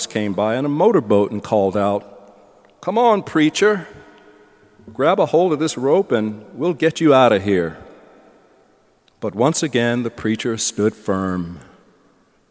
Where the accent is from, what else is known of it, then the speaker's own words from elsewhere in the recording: the South, United States; I'm a Southerner